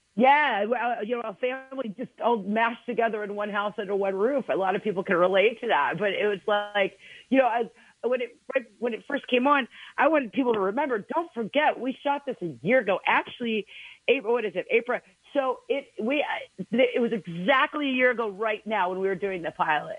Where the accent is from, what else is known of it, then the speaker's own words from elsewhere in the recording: Alabama, United States; I'm, I'm from Alabama, y'all.